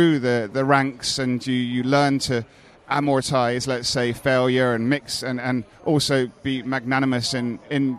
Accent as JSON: {"language": "English", "country": "Hong Kong", "said": "I come from Hong Kong"}